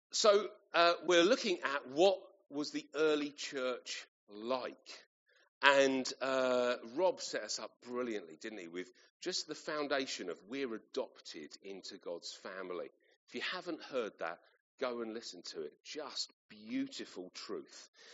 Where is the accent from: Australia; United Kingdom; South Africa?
United Kingdom; Kent, South East England; moved away as an adult; I grew up in Kent. Uh, that's where um, my parents still live, and uh, I lived until uh, university.